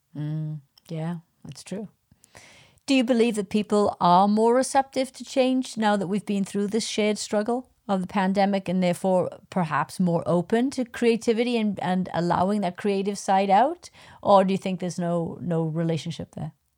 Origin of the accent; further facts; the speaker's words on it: United Kingdom; I'm a Brit